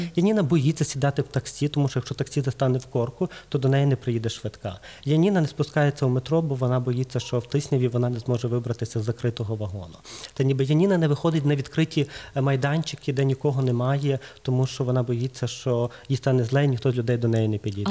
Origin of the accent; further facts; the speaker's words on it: Lviv, Lviv Oblast, Ukraine; я з Львова